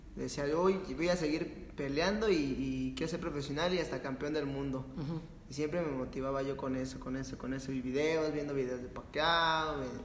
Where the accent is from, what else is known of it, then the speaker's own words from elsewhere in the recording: Mexico; somos mexicanos